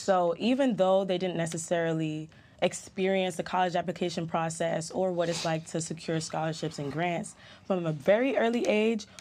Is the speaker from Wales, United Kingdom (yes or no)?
no; London, United Kingdom; also born or lived in Jamaica; now in United States; I was in Jamaica for just under a year, and then I actually moved to London. That's where I grew up.